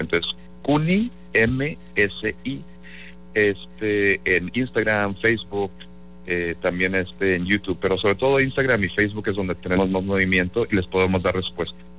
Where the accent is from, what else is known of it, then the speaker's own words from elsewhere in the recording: Mexico; now in New York, United States; somos mexicanos